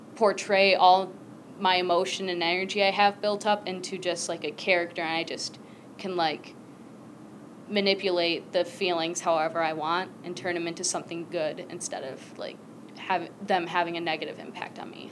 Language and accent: English; Michigan, United States; also born or lived in Guatemala; Then I was brought to the U.S. here in Michigan. I grew up here. This is where I've been my whole time